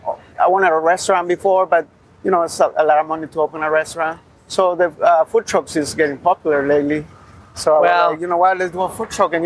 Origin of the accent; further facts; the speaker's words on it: Guatemala; moved away; I'm from Guatemala.